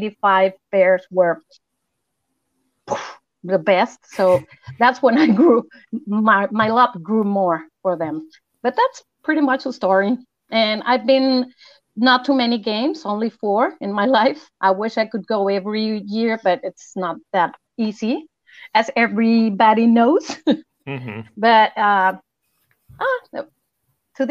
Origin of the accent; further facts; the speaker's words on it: Mexico City, Mexico; now in Acapulco, Mexico; I live in Acapulco, Mexico, but I'm originally from Mexico City.